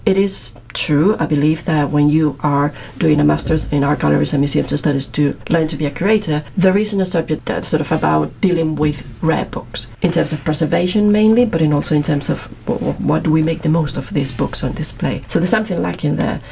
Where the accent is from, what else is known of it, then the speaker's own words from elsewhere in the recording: Madrid, Community of Madrid, Spain; English is a second language; moved away as an adult; now in Manchester, United Kingdom; I'm actually from Spain. I'm from Madrid, as you can Gathered by my accent